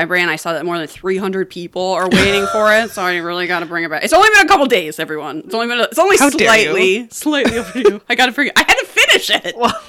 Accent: United States; me as an American.

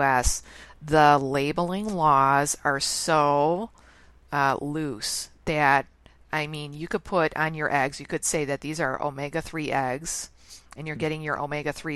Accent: Chicago, Illinois, United States; I'm born and raised in Chicago

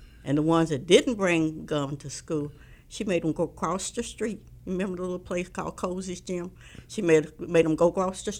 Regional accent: Columbia, Missouri, United States; now in Kansas City, United States; We grew up in Columbia, Missouri

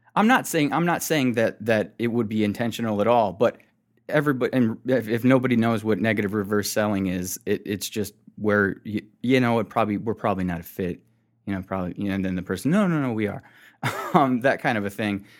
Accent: United States; Being American

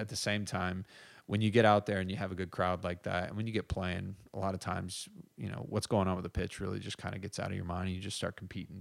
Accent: United States; also born or lived in Ireland; I'm the American

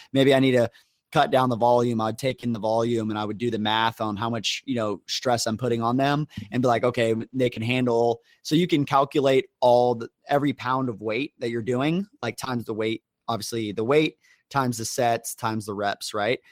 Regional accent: Las Vegas, Nevada, United States; moved away; I was from Academy in Vegas

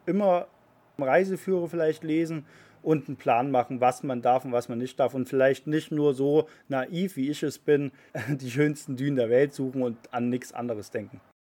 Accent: Germany; wir sind Deutsche

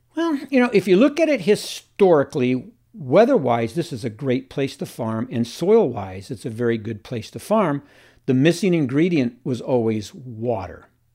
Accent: Encinitas, California, United States; also born or lived in Oakland / Washington State; I was raised in Encinitas

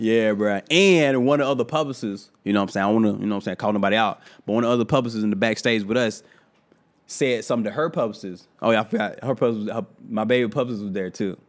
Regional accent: Thomasville, Georgia, United States; I'm from Thomasville, Georgia, and I go to this dentist that been going to my entire life

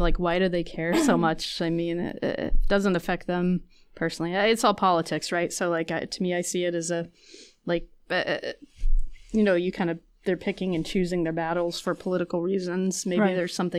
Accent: Kentucky, United States; I'm from Kentucky

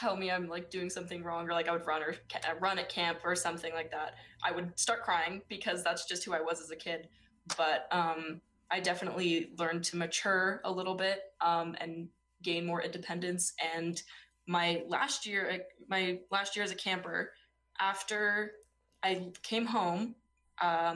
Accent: Utah, United States; I'm from Utah. I'm not from California.

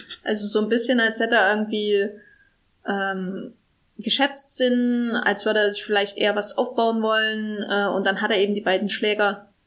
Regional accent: East Germany, Germany; now in Berlin, Germany; einer hässlichen ostdeutschen Stadt, wo ich herkomme

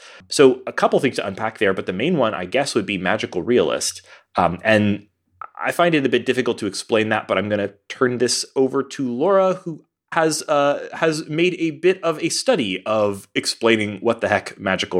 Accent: Texas, United States; also born or lived in New York / Denver; folks, I've lived all over. I grew up in Texas. I've moved to New York, the Midwest. I've lived in Denver, and I've lived on the West Coast.

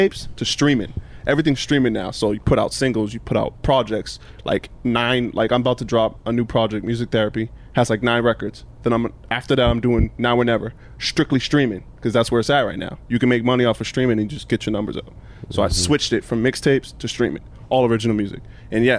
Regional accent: Cape Cod, Massachusetts, United States; now in Tampa, United States; I'm originally from Cape Cod, Massachusetts

